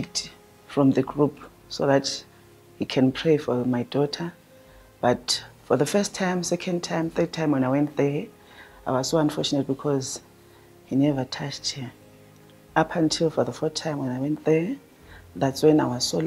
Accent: Bulawayo, Zimbabwe; moved away as an adult; now in South Africa; I'm coming from Zimbabwe in Bulawayo

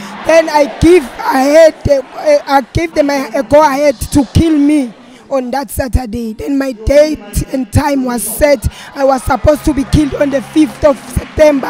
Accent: Nelspruit, Mpumalanga, South Africa; I'm from Nelspruit, Mpumalanga, South Africa

